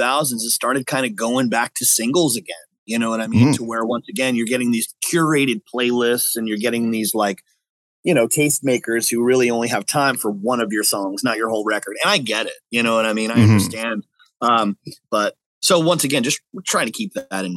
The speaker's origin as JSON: {"language": "English", "region": "New York", "country": "United States", "tie": "born or raised there", "also_born_or_lived": "California / Las Vegas", "moved": "yes", "lives_now": "San Diego, United States", "said": "I was born in California, raised in New York, and then somewhere along the line ended up in Las Vegas"}